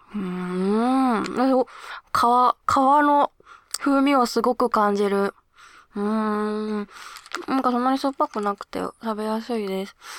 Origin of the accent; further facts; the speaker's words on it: Hokkaido, Japan; now in Tokyo, Japan; 北海道ってか私の地元でよく見た桜は